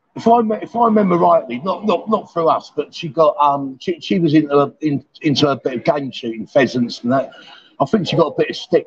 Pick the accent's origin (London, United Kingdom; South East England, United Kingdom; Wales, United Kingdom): London, United Kingdom; moved away as an adult; now in Pattaya, Thailand; I'm sort of from London